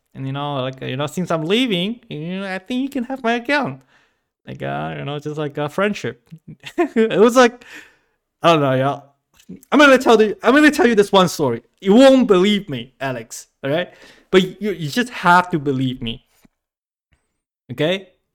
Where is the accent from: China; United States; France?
China; moved away; my childhood, growing up in China